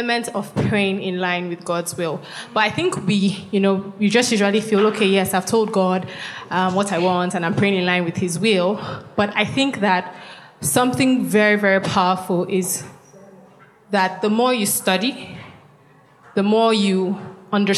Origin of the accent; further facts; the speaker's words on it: Nigeria; I'm from Kwashiba. I'm Efik